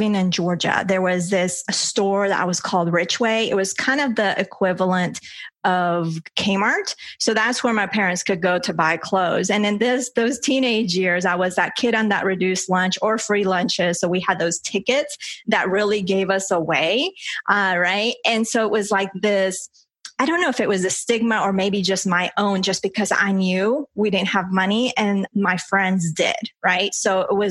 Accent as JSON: {"language": "English", "country": "Colombia", "tie": "born or raised there", "second_language": "English", "moved": "yes", "lives_now": "United States", "said": "I was born in Colombia"}